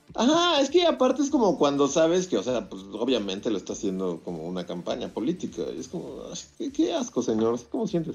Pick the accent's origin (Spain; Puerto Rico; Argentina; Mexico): Mexico